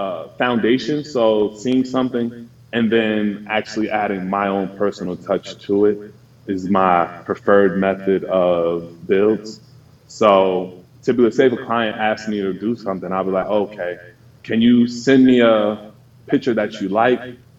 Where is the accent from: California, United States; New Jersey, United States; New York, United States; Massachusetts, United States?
New Jersey, United States; I'm from New Jersey.